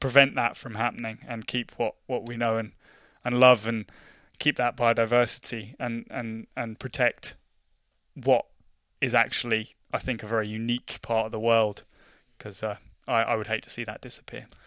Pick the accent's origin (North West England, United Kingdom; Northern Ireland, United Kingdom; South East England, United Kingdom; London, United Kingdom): London, United Kingdom; moved away as an adult; now in Scotland, United Kingdom; I grew up in London, and growing up in London